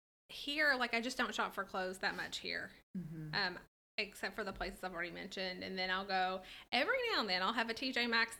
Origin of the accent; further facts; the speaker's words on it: Owensboro, Kentucky, United States; I don't have such strong feelings about the mall as you do, because I grew up outside of Owensboro in that mall.